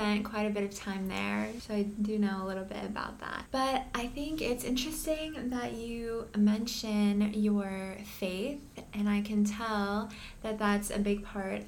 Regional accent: United States; being Indian Americans

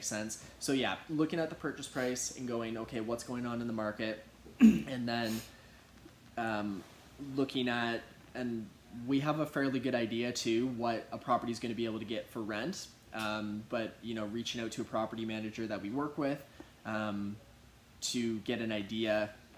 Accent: Kitchener, Ontario, Canada; I grew up in Kitchener-Waterloo

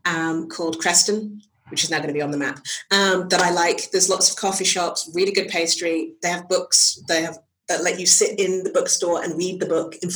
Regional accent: England, United Kingdom

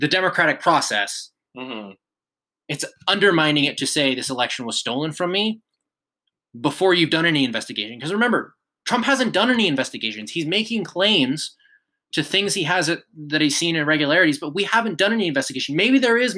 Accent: United States; as the American people

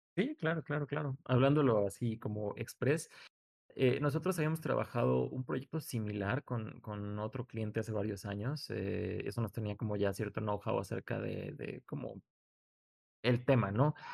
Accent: Mexico; somos mexicanos

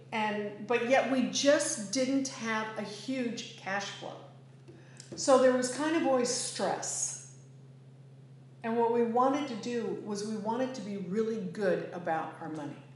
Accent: Northern California, United States; moved away; where I grew up in Northern California

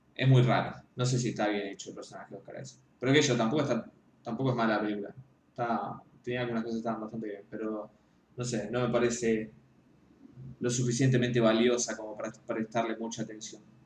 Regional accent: Argentina; soy, soy un crítico argentino

